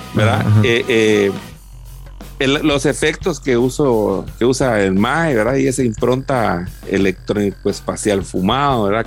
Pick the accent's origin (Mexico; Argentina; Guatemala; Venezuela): Guatemala; en una sociedad como la guatemalteca